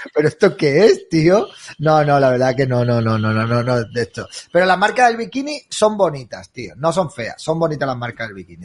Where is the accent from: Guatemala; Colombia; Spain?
Spain; somos españoles